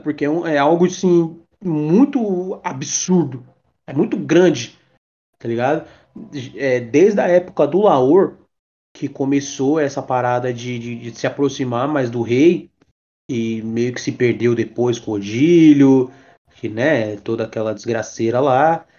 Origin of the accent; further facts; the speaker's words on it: São Paulo, Brazil; Eu sou de São Paulo